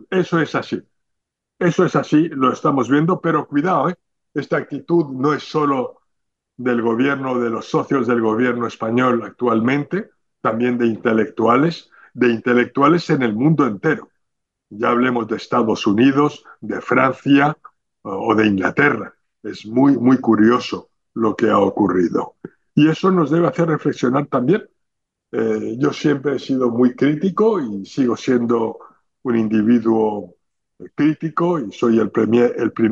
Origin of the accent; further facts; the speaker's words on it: Spain; para transmitir como ciudadanos españoles que somos lo que teníamos que haber dicho